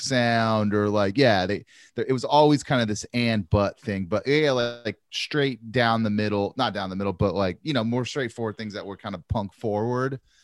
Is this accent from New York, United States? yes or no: no; Santa Maria, California, United States; growing up in Santa Maria, we called them … belts